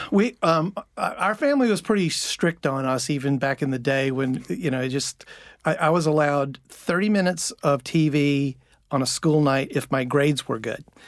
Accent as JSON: {"language": "English", "town": "Richmond", "region": "Virginia", "country": "United States", "tie": "born or raised there", "said": "I grew up in Richmond, Virginia."}